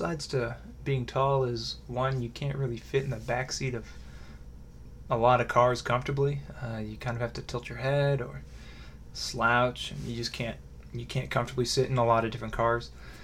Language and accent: English; Raymore, Missouri, United States; I grew up in Raymore, Missouri